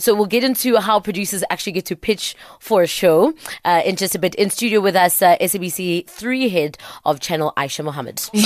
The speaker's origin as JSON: {"language": "English", "country": "South Africa", "said": "a South African"}